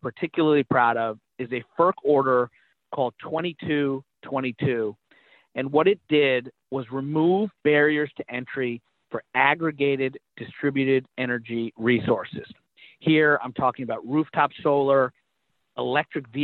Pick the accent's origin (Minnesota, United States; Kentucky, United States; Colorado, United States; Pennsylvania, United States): Kentucky, United States; I was a Republican from Kentucky